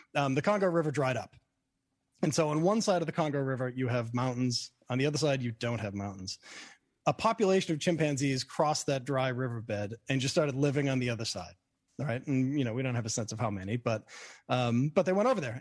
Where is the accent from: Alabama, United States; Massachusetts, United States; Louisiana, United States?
Massachusetts, United States; Boston; now in New York, United States; I grew up in Boston, and I, so I wear a Red Sox hat